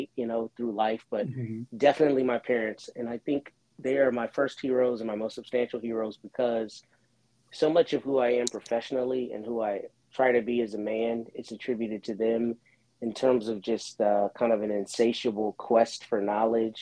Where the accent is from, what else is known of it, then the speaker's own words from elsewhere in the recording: Austin, Texas, United States; moved away as an adult; also born or lived in Washington, D.C.; I was born and raised in Austin, up the road from Corpus